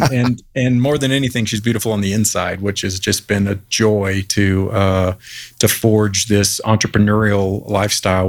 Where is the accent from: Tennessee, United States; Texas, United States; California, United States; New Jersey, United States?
Texas, United States; Fort Worth; moved away; also born or lived in Arlington, Texas; I'm a Texas boy. I was born in Fort Worth, Texas, many, many years ago now. Pretty much grew up there.